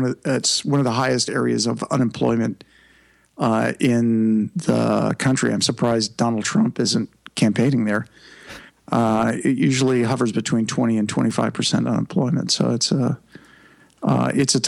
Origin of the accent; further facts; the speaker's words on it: Imperial Valley, California, United States; also born or lived in Kansas City, Missouri; I grew up in California what I lovingly refer to now as the leg pit of California, the Imperial Valley.